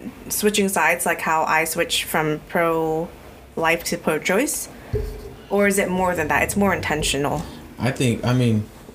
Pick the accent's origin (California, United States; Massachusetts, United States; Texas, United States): California, United States; Sacramento; moved away as an adult; also born or lived in Chico; we literally just went to like our very first homes in Sac.